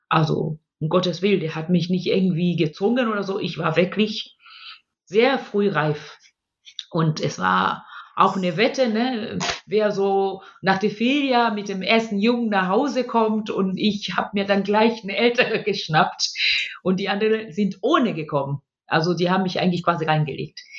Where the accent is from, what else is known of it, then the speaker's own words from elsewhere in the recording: Tanzania; born there; wollte ich nur ganz kurz ähm, das Land, wo ich geboren bin, also ganz laut klatschen für Tansania und es in Schutz nehmen.